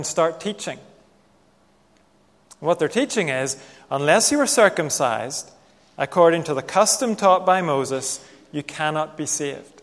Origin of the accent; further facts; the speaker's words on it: Northern Ireland, United Kingdom; growing up in Northern Ireland